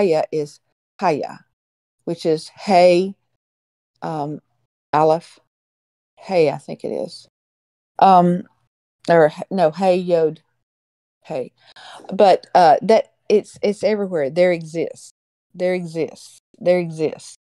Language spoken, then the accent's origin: English; Alabama, United States; I grew up in Alabama, Tornado Alley